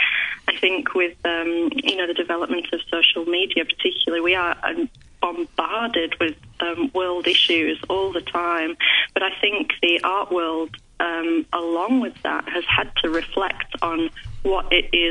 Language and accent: English; Yorkshire and the Humber, United Kingdom; moved away as an adult; now in Melbourne, Australia; I'm originally from West Yorkshire, but I've been in Melbourne about 15 years